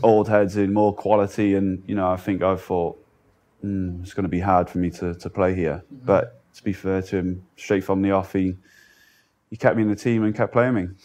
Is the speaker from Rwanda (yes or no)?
no; Cardiff, Wales, United Kingdom; I'm from Cardiff